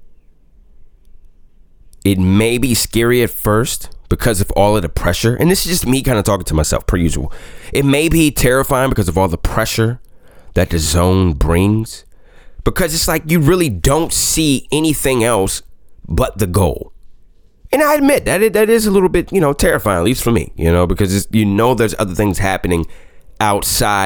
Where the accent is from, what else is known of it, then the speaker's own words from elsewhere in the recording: Washington, District of Columbia, United States; moved away as an adult; also born or lived in Buffalo / Indianapolis / Baltimore; doing morning radio in my hometown of DC